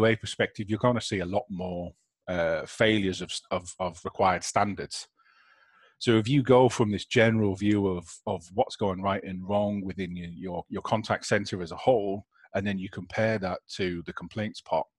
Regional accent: United Kingdom; as the British public

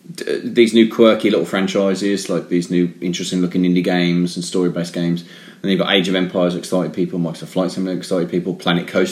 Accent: England, United Kingdom; we're English and we sound very charming

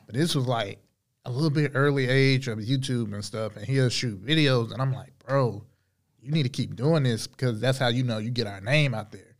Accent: Charlotte, North Carolina, United States; Grew up on the east side of Charlotte. Um, born and raised.

